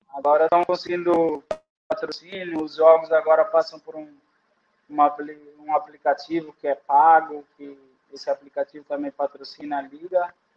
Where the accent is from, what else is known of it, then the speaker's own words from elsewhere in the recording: Brazil; moved away as an adult; sou do Brasil